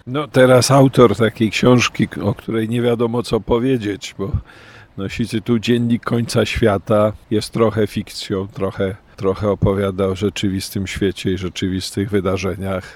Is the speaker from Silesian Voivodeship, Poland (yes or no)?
no; Kraków, Lesser Poland, Poland; also born or lived in Oświęcim; Wychowywałem się najpierw w Oświęcimiu, potem w Krakowie